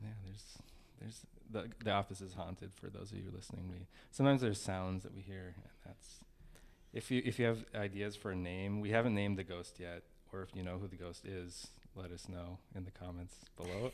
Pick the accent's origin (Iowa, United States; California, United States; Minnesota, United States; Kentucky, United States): Minnesota, United States; St. Cloud; I was born in Stearns County, Minnesota.